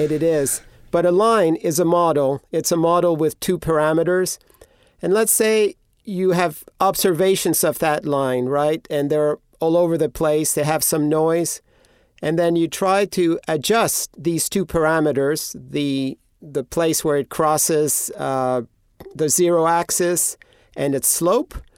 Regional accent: Greece; moved away; I grew up in Greece

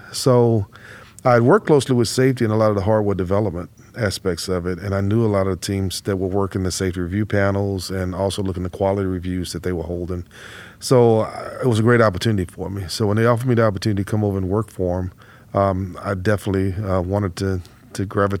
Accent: Houston, Texas, United States; So I grew up right here in Houston, and I attended Rice University, have a double E degree from Rice University

